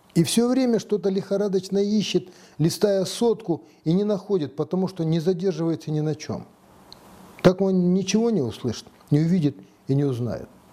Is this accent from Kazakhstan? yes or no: yes; Kazakhstan; Мы, казахи